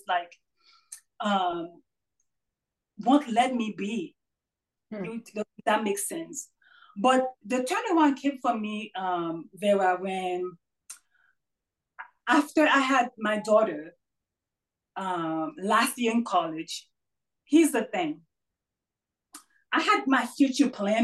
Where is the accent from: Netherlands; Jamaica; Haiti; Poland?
Haiti; moved away; I was raised in Haiti, born and raised in Haiti, strong Catholic religious background.